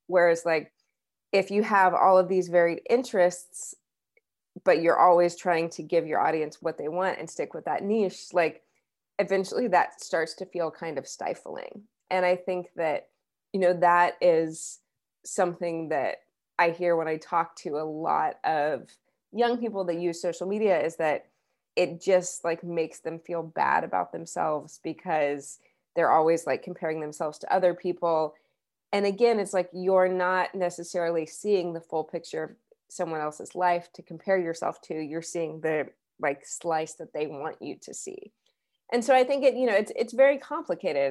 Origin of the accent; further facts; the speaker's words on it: Wichita, Kansas, United States; moved away as an adult; also born or lived in New York City; now in Lawrence, United States; when I was growing up in Kansas